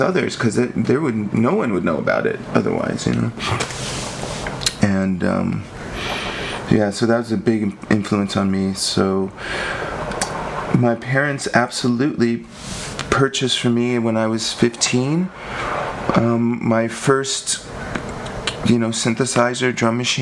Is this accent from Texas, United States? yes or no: yes; Lubbock, Texas, United States; I grew up in Lubbock, Texas.